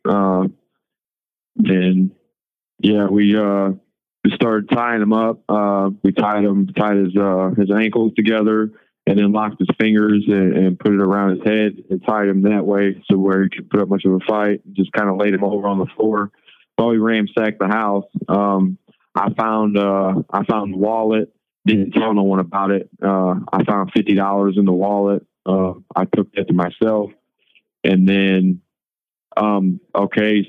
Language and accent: English; St. Louis, Missouri, United States; I'm from St. Louis, man. So I've never been raised racist